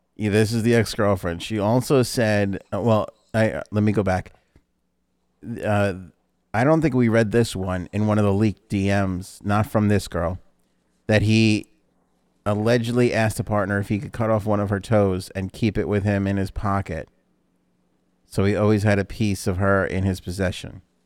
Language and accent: English; New York City, New York, United States; we grew up in New York City